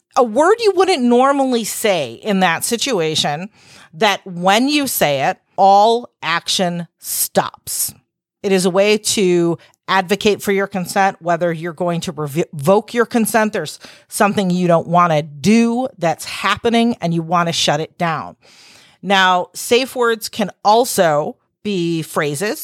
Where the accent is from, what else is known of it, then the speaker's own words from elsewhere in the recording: Chicago, Illinois, United States; accent: Chicago; with my Chicago accent